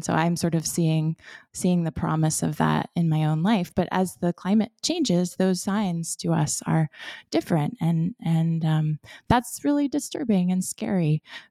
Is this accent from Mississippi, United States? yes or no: no; Florida, United States; So I was born and raised in Florida in a coastal community. And so I grew up in cypress swamps and seagrass estuaries and in sandy pine forests.